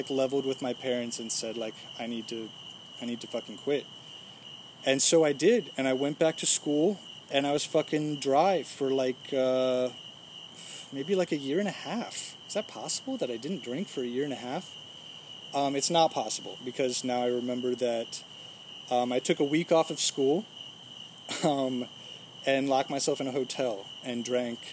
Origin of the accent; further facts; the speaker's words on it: Fairfax, Virginia, United States; I'm from Fairfax, Virginia